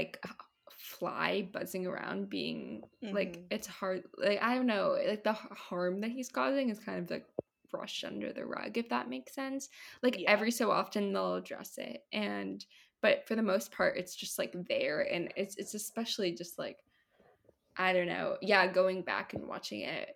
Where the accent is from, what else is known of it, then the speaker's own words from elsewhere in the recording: Maryland, United States; I grew up in Maryland